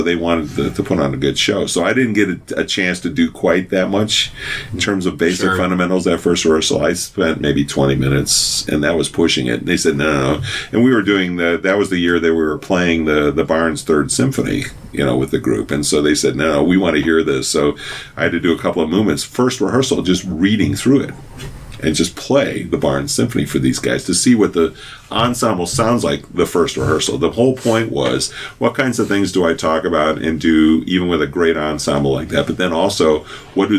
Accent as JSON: {"language": "English", "region": "Wisconsin", "country": "United States", "moved": "yes", "said": "I'm from Wisconsin"}